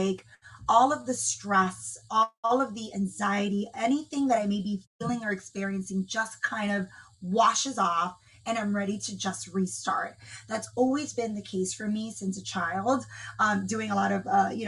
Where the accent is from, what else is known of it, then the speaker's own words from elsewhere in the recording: Dominican Republic; moved away; I'm from the Dominican Republic, and my family lives there